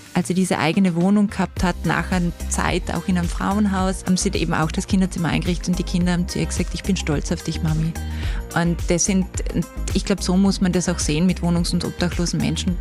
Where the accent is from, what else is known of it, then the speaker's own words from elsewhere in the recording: South Tyrol, Trentino-Alto Adige, Italy; accent: something western; also born or lived in Austria; now in Vienna, Austria; Wer es vielleicht vom Dialekt her hört, da ist was Westliches drin. Ich komme aus Südtirol, aus den wunderschönen ähm, Bergen mit Meranerland